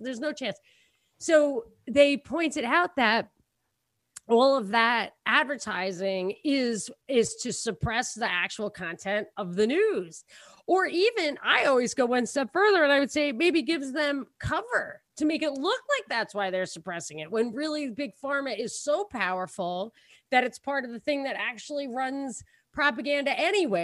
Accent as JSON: {"language": "English", "region": "New York", "country": "United States", "said": "we're from New York"}